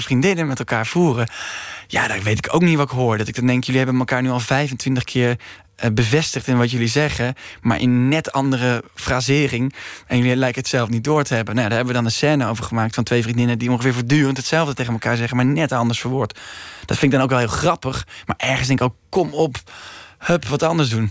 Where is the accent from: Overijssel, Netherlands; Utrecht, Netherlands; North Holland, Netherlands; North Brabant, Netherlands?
Utrecht, Netherlands; ik ben geboren in Utrecht